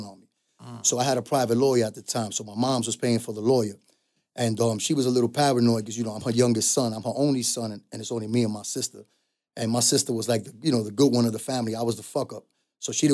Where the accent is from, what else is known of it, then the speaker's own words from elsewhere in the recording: New York City, New York, United States; I was from the Bronx